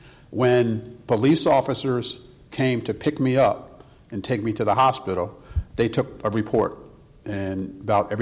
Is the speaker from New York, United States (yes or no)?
no; Philadelphia, Pennsylvania, United States; I grew up in Philadelphia, Pennsylvania.